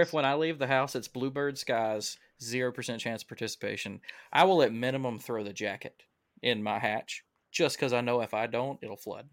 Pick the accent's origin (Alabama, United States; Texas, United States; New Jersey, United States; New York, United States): Alabama, United States; I'm from Alabama.